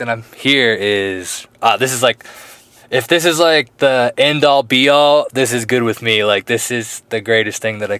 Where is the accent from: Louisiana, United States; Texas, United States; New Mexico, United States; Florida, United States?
Florida, United States; I'm actually from Florida, but I've been hanging out with the Aussie Dylan